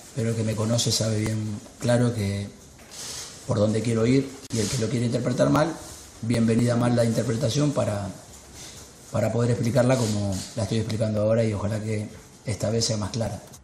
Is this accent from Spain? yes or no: no; Argentina; Yo soy argentino